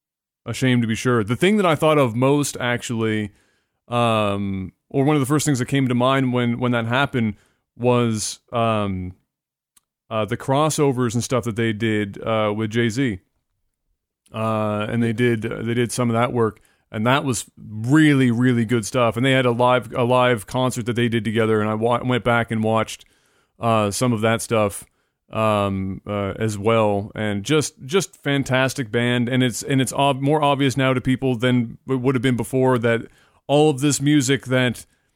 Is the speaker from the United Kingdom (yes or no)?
no; Canada; as a Canadian